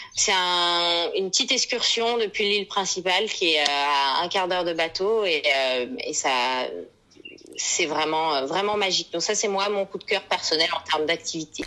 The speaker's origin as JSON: {"language": "French", "country": "Vanuatu", "said": "notre euh, compagnie aérienne nationale Air Vanuatu"}